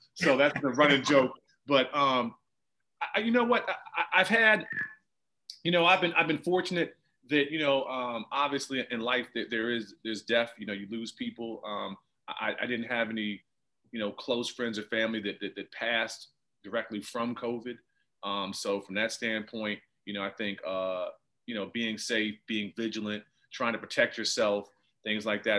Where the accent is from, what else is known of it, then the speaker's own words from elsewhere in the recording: Washington, District of Columbia, United States; I grew up in Jack and Jill in the DC area